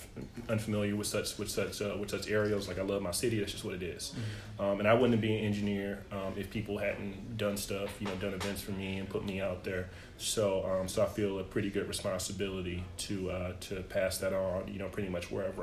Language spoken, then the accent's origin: English; East St. Louis, Illinois, United States; I grew up in East St. Louis, Illinois, a single parent, but I have my grandparents